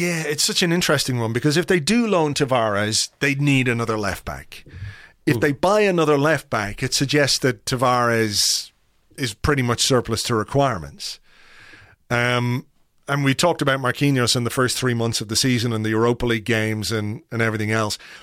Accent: Ireland; as an Irishman

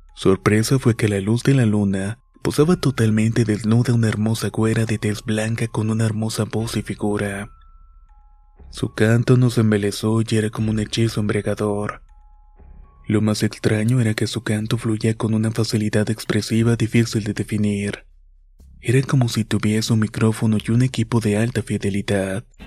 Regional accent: Minatitlán, Veracruz, Mexico; de Veracruz. Mi ciudad Minatitlán

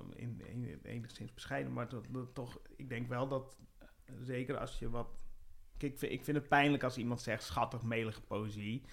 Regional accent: IJsbrechtum, Friesland, Netherlands; moved away; in Friesland, waar ik ben opgegroeid.

